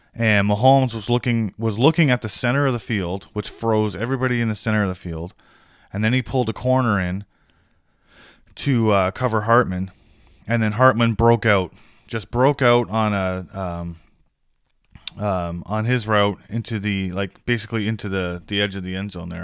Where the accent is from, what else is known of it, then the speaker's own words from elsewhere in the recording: Canada; I'm Canadian